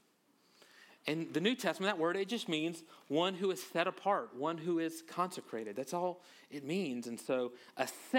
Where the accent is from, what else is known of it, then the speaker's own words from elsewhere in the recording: Louisiana, United States; I'm from Louisiana